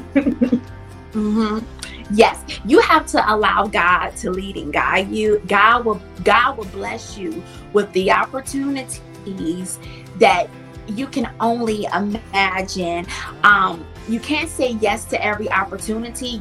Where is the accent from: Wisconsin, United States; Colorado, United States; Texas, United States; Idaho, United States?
Wisconsin, United States; Milwaukee; I grew up in Milwaukee, Wisconsin